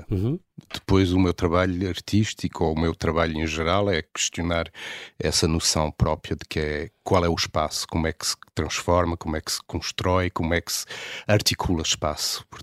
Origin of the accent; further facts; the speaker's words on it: Paris, Île-de-France, France; also born or lived in Lisbon, Portugal; países, cresci entre duas cidades, Lisboa e Paris